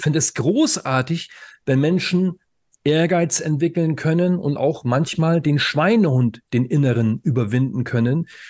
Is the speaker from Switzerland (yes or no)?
no; Northern Germany, Germany; moved away; also born or lived in Saxony; Ich komme ja aus dem Norden, ja, und ich habe lange Zeit in Sachsen als Lehrer gearbeitet